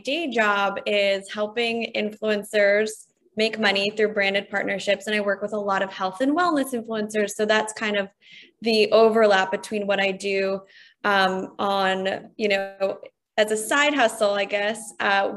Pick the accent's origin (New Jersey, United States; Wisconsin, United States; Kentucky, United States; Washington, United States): New Jersey, United States; moved away as an adult; also born or lived in Poland / New York City; now in Nashville, United States; I grew up right outside of New York City in New Jersey